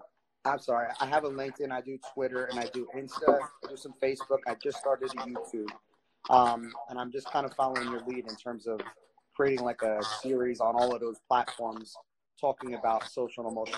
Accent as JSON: {"language": "English", "town": "Asbury Park", "region": "New Jersey", "country": "United States", "tie": "born or raised there", "said": "I'm born and raised Asbury oh. Park."}